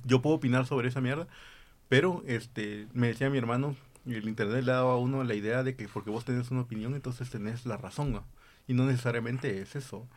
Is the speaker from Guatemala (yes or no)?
yes; Guatemala; nosotros, como guatemaltecos